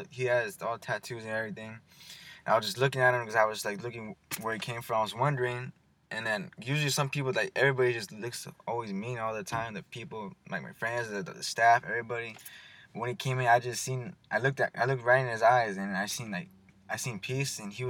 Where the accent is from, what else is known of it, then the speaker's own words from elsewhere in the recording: Madera, California, United States; also born or lived in Colorado; I came in about fourth grade, moved